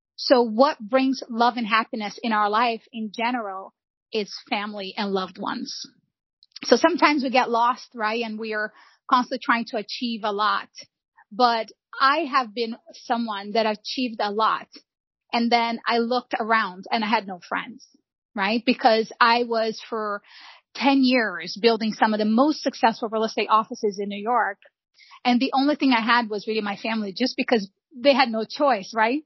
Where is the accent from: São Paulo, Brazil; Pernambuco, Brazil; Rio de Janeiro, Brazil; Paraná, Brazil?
Rio de Janeiro, Brazil; São João de Meriti; now in United States; I was born and raised in Rio de Janeiro.